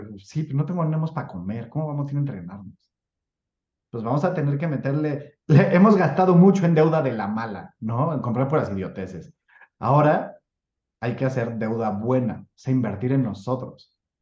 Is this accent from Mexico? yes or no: yes; Mexico; soy mexicano